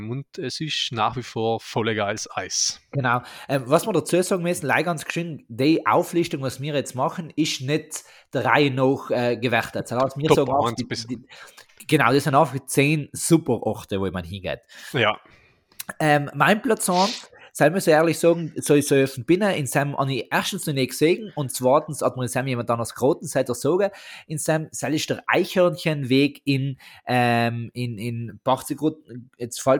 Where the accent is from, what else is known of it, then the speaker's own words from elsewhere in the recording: South Tyrol, Italy; Almenlandschaften bei uns in Südtirol sind einfach...